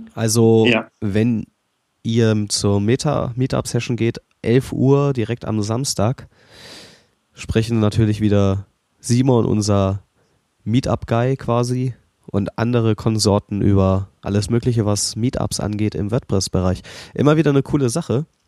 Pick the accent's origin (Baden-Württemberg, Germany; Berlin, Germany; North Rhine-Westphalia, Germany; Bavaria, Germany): Berlin, Germany; ich bin Berliner